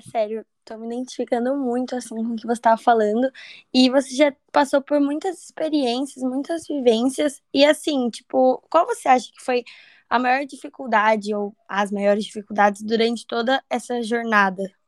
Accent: Rio de Janeiro, Brazil; Eu tenho 20 anos, eu sou carioca.

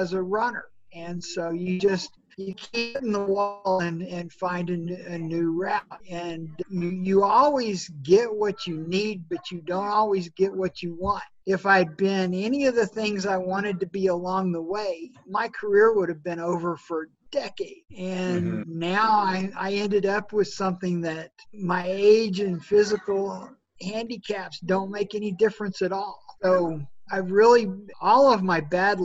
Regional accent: Norman, Oklahoma, United States; I grew up in Norman, Oklahoma, and was around the football team all the time

